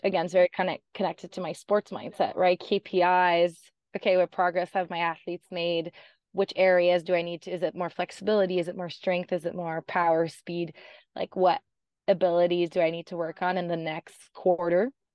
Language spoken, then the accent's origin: English; Canada; moved away as an adult; I'm Canadian, and I escaped the cold Canadian winters